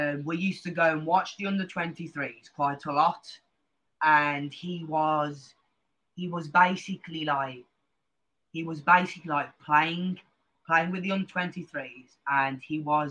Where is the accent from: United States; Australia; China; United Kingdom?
United Kingdom; Wolverhampton, West Midlands; I am from Wolverhampton